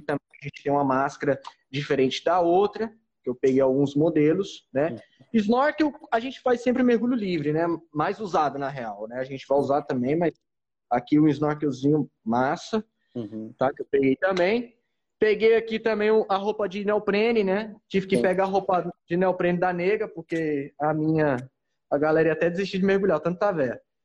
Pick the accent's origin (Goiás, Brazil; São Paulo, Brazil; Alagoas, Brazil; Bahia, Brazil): Goiás, Brazil; Goiânia; also born or lived in Santos; now in Fernando de Noronha, Brazil; sou natural de Goiânia